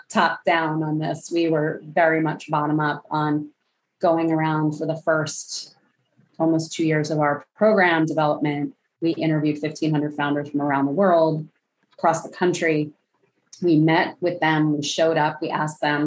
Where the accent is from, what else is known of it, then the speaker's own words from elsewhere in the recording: Philadelphia, Pennsylvania, United States; bringing those things back to my hometown of Philadelphia